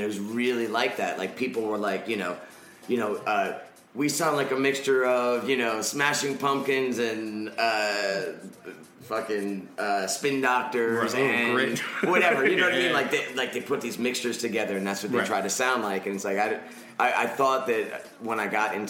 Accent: Rockland County, New York, United States; I grew up in Rockland County, New York, which is like, I mean, it's essentially Jersey

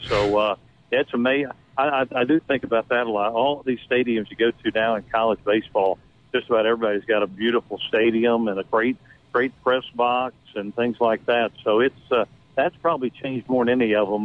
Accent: Middletown, Ohio, United States; moved away; I grew up in Middletown, Ohio

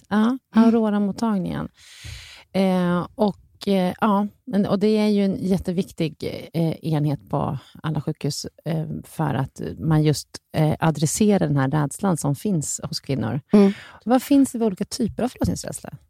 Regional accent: Sweden; man räknar som svensk, född i Sverige här

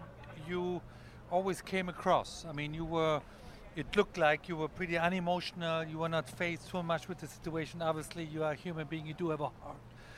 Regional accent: Germany; You know, being born and raised in Germany, European bred

